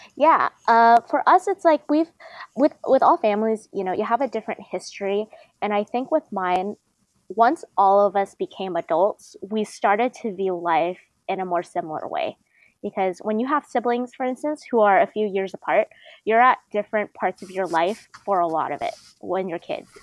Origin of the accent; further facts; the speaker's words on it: Bay Area, California, United States; I'm from the Bay Area, I take BART a lot